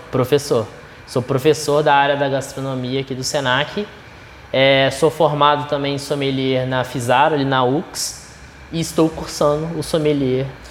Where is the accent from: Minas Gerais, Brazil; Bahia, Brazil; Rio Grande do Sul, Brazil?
Minas Gerais, Brazil; eu sou de Minas Gerais